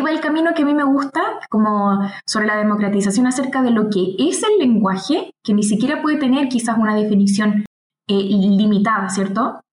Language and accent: Spanish; Chile; acá en mi país